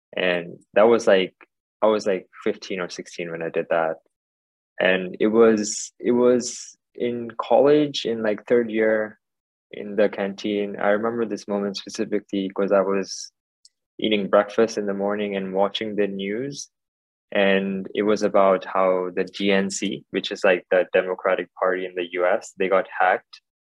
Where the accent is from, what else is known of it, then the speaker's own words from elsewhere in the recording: Hong Kong; also born or lived in India / United States / United Kingdom; I was born here in Hong Kong, uh, and then I did schooling here for a little bit, uh, early kindergarten, and then went to India for a few years. Then came back, did high school here